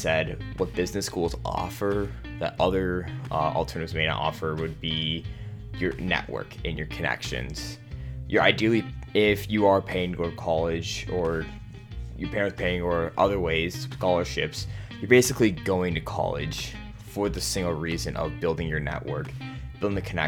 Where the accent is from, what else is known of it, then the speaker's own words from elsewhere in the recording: United States; I am born and raised in the United States.